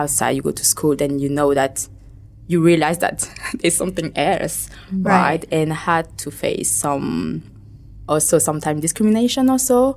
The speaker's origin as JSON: {"language": "English", "country": "France", "tie": "born or raised there", "accent": "French", "first_language": "Vietnamese", "second_language": "English", "moved": "yes", "lives_now": "Ho Chi Minh City, Vietnam", "said": "I was born and raised in France and bathed in a Vietnamese culture. And so my first real language was Vietnamese, even I was in France."}